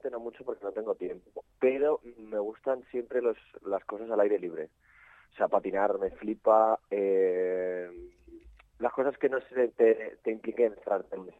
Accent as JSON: {"language": "Spanish", "town": "Madrid", "region": "Community of Madrid", "country": "Spain", "tie": "born or raised there", "also_born_or_lived": "Barcelona", "said": "y yo nací en Madrid."}